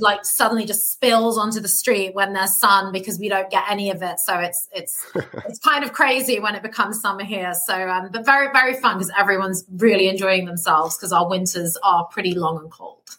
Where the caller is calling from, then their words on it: London, United Kingdom; I'm calling from London, so I live here in the UK